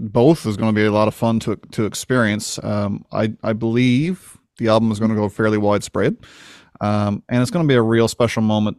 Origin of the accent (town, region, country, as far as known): Winterton, Newfoundland and Labrador, Canada; born or raised there